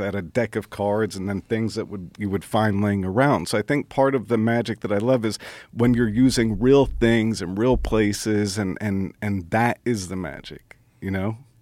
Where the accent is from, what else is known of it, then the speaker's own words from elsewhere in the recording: Brooklyn, New York, United States; I didn't have a, a dad growing up in Brooklyn